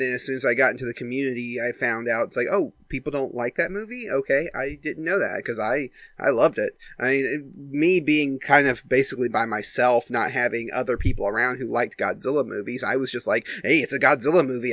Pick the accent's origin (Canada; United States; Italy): United States; I'm from America. I go to American schools